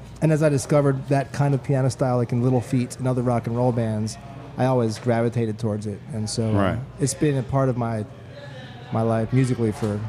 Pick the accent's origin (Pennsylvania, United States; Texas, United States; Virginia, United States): Pennsylvania, United States; Philadelphia; also born or lived in Denver, Colorado; now in New Orleans, United States; I moved here from Colorado, but I was born and raised in Philadelphia, Pennsylvania.